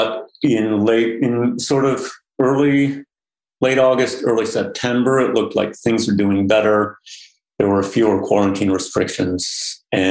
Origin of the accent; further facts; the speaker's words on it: Newark, New York, United States; my hometown where I grew up, a little small town in central Western New York